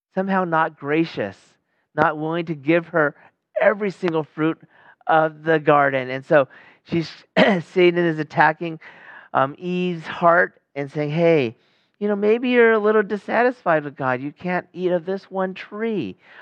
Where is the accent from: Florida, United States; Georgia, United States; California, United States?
California, United States; Sacramento; my hometown, Sacramento